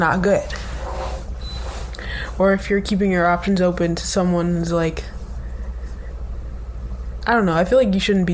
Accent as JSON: {"language": "English", "region": "North Carolina", "country": "United States", "tie": "born or raised there", "moved": "as an adult", "lives_now": "New York, United States", "said": "I'm from North Carolina. I pretty much grew up there my entire life"}